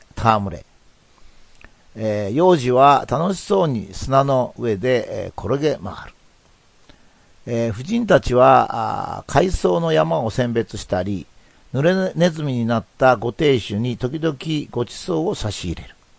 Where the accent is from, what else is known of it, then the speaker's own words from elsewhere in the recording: Japan; そういう国に、まあ自分は偶然に生まれた